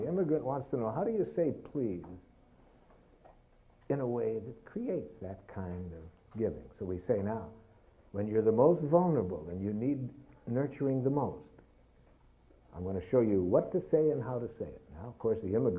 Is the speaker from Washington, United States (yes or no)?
no; Detroit, Michigan, United States; I was raised in Detroit